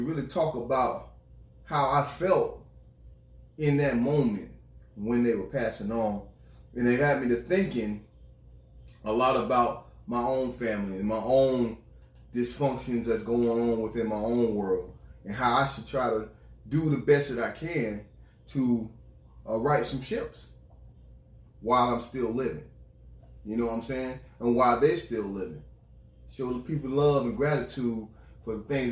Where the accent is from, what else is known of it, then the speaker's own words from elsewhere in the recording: Florida, United States; I'm from Florida.